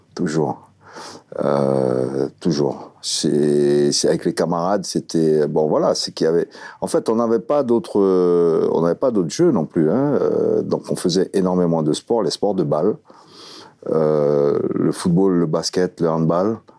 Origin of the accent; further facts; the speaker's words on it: French Guiana; moved away as an adult; also born or lived in France; mes premiers souvenirs datent effectivement quand j'étais gamin en Guyane